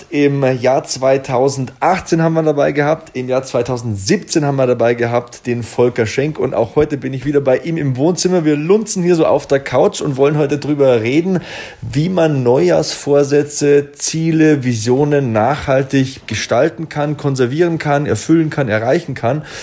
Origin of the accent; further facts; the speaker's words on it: Bavaria, Germany; accent: Bavarian; Ich habe ja selbst einen bayerischen Akzent